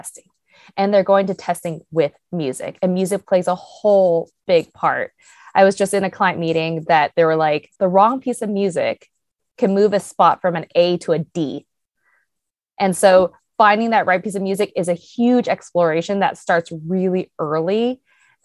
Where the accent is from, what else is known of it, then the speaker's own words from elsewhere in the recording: Cupertino, California, United States; I grew up in Cupertino, California